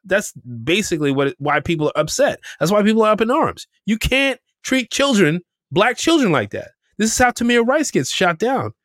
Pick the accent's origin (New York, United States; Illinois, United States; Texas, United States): New York, United States; New York City; We grew up in Camber Heights